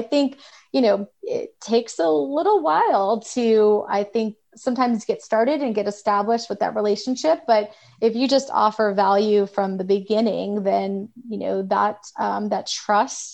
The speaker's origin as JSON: {"language": "English", "town": "Atlanta", "region": "Georgia", "country": "United States", "said": "I'm from Atlanta."}